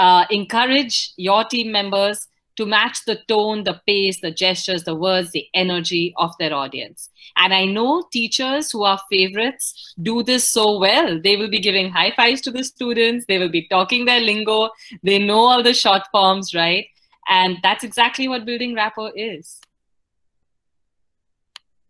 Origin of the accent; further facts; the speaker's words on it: Pune, Maharashtra, India; also born or lived in northern India; I grew up in Pune in Maharashtra, but I am otherwise from the northern part of the country.